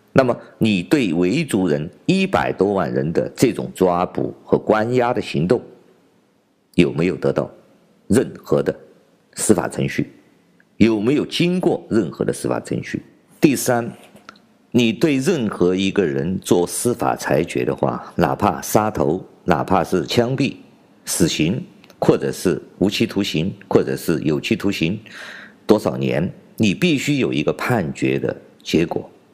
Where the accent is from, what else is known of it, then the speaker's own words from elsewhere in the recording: China; 我们中国人